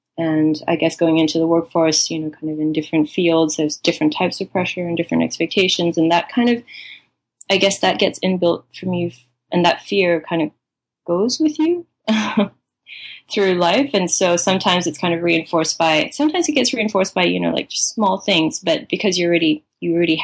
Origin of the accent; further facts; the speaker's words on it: Malaysia; moved away as an adult; also born or lived in Singapore / Melbourne, Australia; now in New York, United States; I was born in Singapore and I grew up in Malaysia, and born into a Chinese family